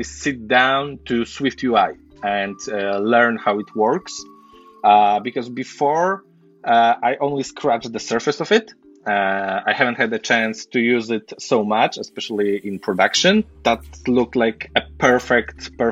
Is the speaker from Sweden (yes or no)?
no; Poland; I'm from Poland